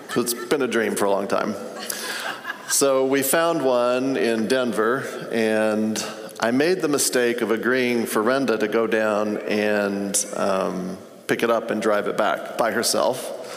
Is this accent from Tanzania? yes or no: yes; Tanzania; I grew up in Africa. My parents were missionaries.